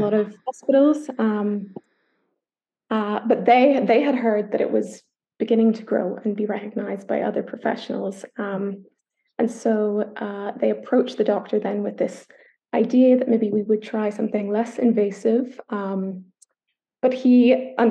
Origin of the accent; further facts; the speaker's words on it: Northern Ireland, United Kingdom; I don't know if the accent gives it away, but I'm from Ireland. I was born in Northern Ireland